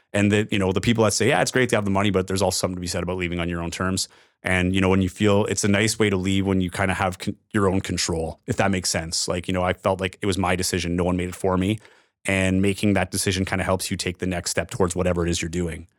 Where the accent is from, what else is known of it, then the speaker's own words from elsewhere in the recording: Timmins, Ontario, Canada; moved away as an adult; also born or lived in North Bay / Regina / Edmonton / Winnipeg; in Timmins, which was my hometown